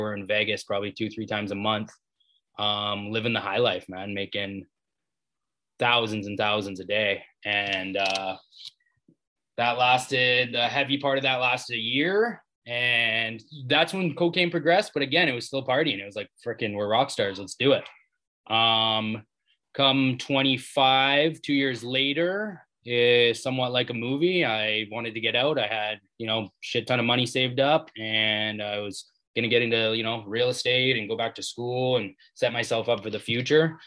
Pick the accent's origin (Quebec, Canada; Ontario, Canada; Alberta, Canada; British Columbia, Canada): British Columbia, Canada; Maple Ridge; also born or lived in Vancouver; I grew up in Maple Ridge, British Columbia, just outside Vancouver, Canada.